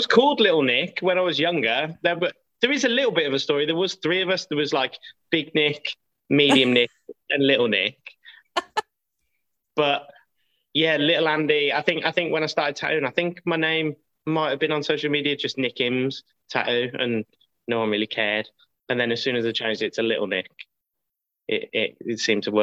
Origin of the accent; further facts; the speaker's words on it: Midlands, United Kingdom; we're from the Midlands